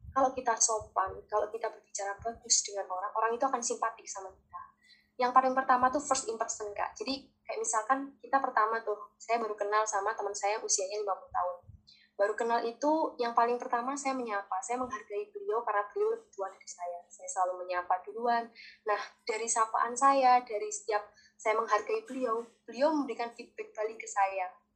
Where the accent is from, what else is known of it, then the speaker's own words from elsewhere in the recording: Java, Indonesia; saya orang Jawa